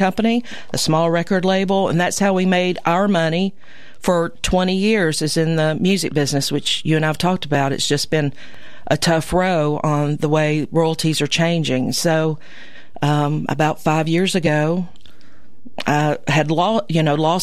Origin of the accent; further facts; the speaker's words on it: Columbia, Tennessee, United States; I grew up as a phosphate iron worker kid here in Columbia